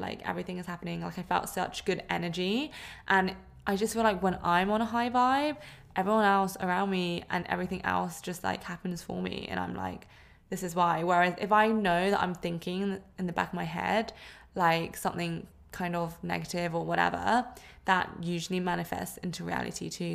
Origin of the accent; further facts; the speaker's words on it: London, United Kingdom; moved away as an adult; now in Sydney, Australia; I am originally from London, but I'm living in Sydney and I've been here for two and a half years